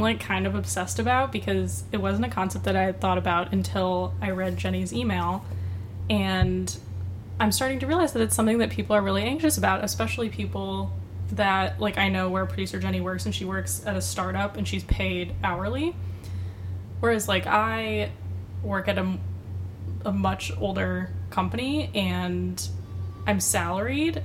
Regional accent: Michigan, United States; now in New York, United States; in my home state of Michigan

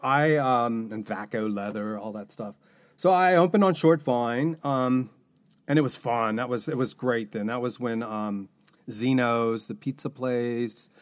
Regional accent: Newport, Kentucky, United States; as a kid growing up in Newport

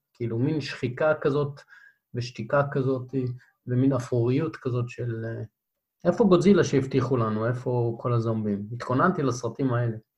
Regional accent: Beersheba, Southern District, Israel; אני מבאר שבע, אז המדבר תמיד מציץ לנו מהחלון

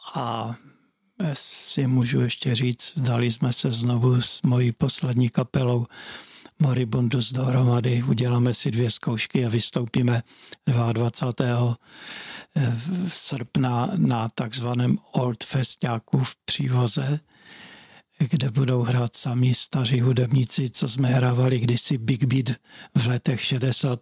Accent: Hlučín, Moravian-Silesian Region, Czechia; já jsem bydlel na Prajské v Bobrovníkách

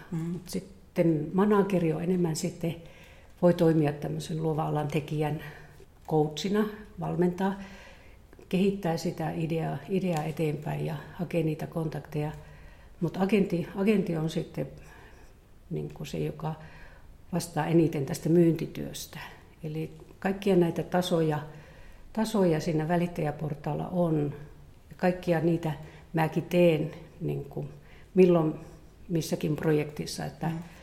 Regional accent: Eastern Lapland, Finland; Mä tuun Itä-Lapista, hyvinkin niin kuin tästä vanhasta lappilaisesta kulttuurista ja metsässä, metsässä viihtynyt ja kasvanut.

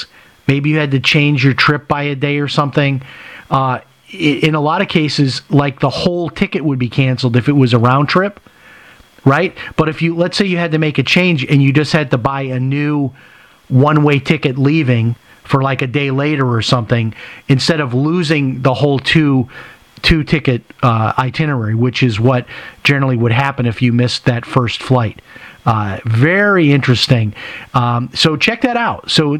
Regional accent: Chicago, Illinois, United States; I grew up in Chicago. I remember going to Aldi's as a kid. This is not the same Aldi's I went to when I was in Chicago.

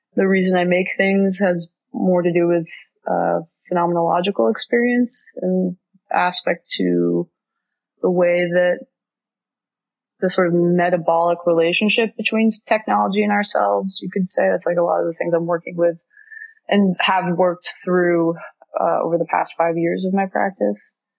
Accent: Florida, United States; now in New York, United States; I grew up in Florida

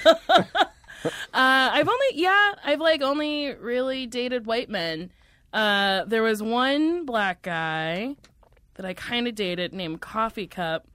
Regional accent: Middletown, New Jersey, United States; moved away; also born or lived in New York; Middletown, New Jersey.

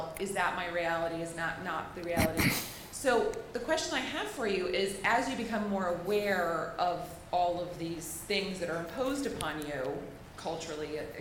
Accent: United States; I'm an American, I'm a woman, I speak like these languages

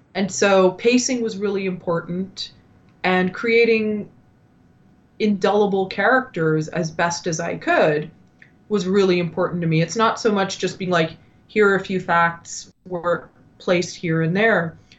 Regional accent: Ottawa, Ontario, Canada; moved away as an adult; also born or lived in New York; I had returned back to my hometown in Ottawa

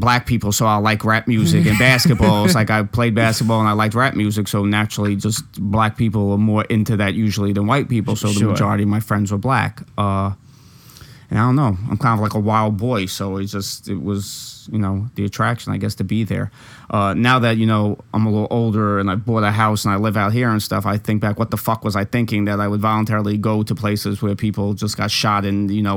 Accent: New York City, New York, United States; also born or lived in Long Island; I'm from Brooklyn

